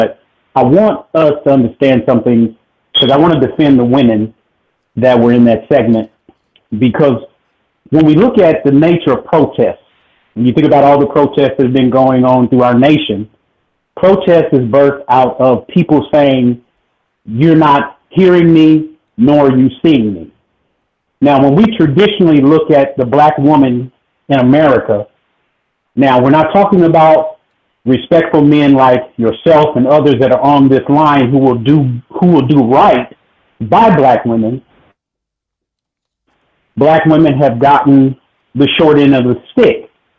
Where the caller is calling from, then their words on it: Fort Worth, Texas, United States; Brother Ben … from Fort Worth, Texas.